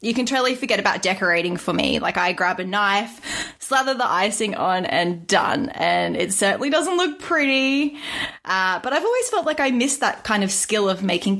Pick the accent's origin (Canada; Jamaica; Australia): Australia; As an Aussie